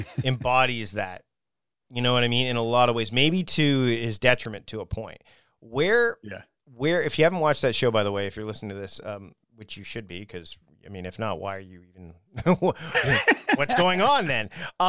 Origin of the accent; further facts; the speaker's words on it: Ontario, Canada; I mean, when I growing up in Ontario, you definitely get that nasally kind of the abouts start to show up and things like that.